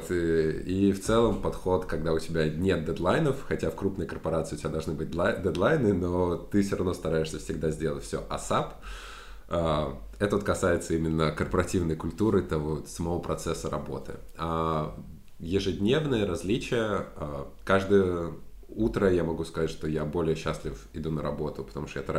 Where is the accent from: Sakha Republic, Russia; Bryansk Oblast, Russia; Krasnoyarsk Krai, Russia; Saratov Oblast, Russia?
Saratov Oblast, Russia; Saratov; moved away as an adult; now in Paris, France; В Саратове, в моем родном городе